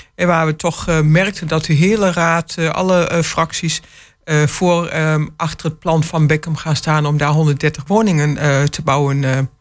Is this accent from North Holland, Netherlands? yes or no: no; Enschede, Overijssel, Netherlands; now in Hengelo, Netherlands; ik ben van huis uit, ik ben geboren in Enschede